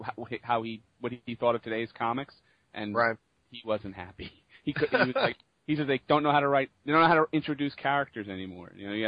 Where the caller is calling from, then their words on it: Jersey City, New Jersey, United States; Jersey City, New Jersey.